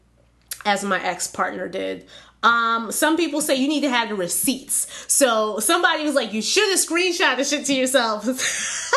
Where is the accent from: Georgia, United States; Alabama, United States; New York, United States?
New York, United States; I was born in New York